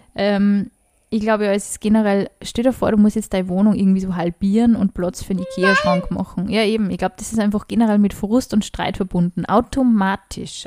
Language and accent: German; Upper Austria, Austria; ich bin aus Oberösterreich